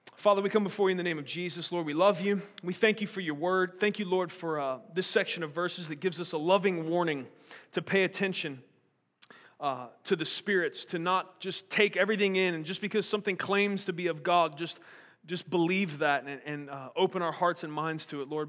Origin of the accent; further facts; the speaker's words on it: United States; I'm an American